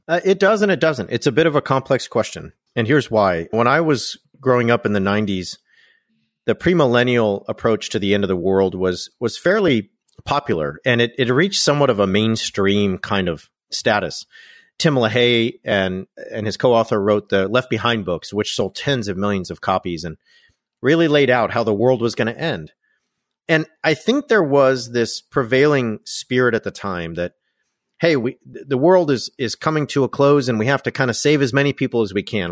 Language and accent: English; Orange County, California, United States; also born or lived in United Kingdom / France; where I grew up in Orange County